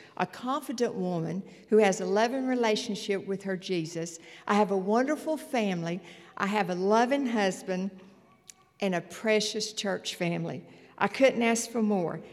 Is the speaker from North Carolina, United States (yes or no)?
yes; Morganton, North Carolina, United States; I grew up in Morganton in a loving home